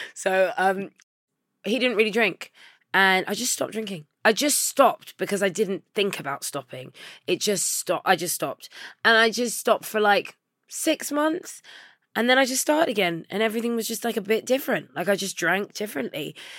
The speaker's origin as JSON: {"language": "English", "region": "London", "country": "United Kingdom", "tie": "born or raised there", "said": "I grew up in Labrick Grove"}